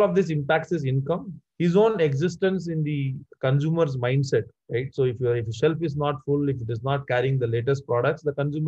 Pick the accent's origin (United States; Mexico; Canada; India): India; Madurai, Tamil Nadu; moved away; I come from a deep southern town called Madurai